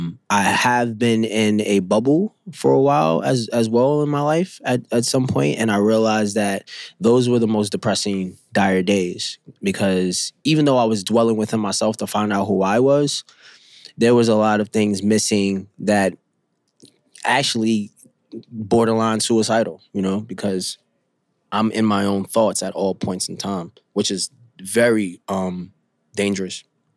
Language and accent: English; Bronx, New York, United States; I came from Bronxville Projects, which is in the Bronx. Now it's called Sonia Sotomayor. But because of my tribe, the people I grew up with, they shaped me to be the best artist I could be.